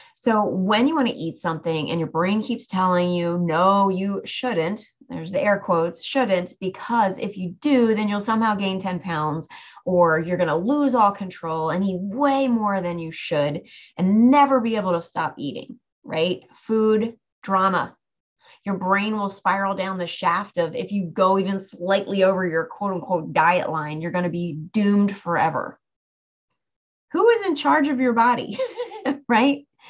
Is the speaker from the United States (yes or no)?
yes; near Cape May, New Jersey, United States; Cape May, New Jersey, which is not too far from my hometown